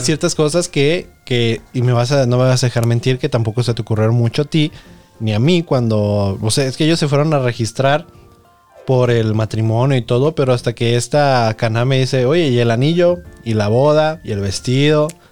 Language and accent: Spanish; Nayarit, Mexico; Yo que soy de Nayarit